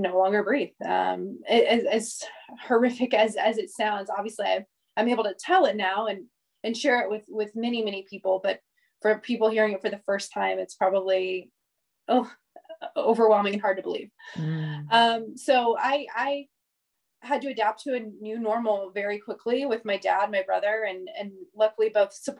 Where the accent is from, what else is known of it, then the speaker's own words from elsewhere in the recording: Indianapolis, Indiana, United States; I am born and raised in Indianapolis, Indiana, to an amazing, wonderful, loving family